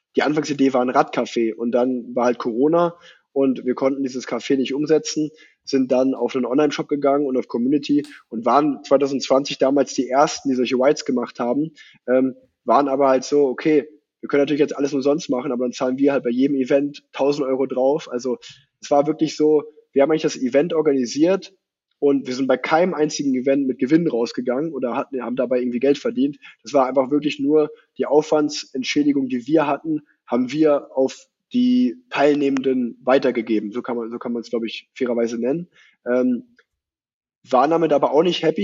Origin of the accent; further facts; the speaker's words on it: Unna, North Rhine-Westphalia, Germany; moved away as an adult; now in Cologne, Germany; ich habe noch in Unna gewohnt, wo ich groß geworden bin